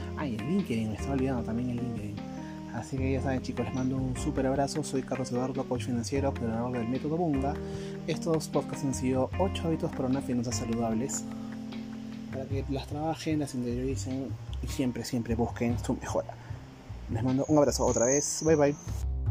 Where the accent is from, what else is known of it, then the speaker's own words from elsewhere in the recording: Peru; yo soy peruano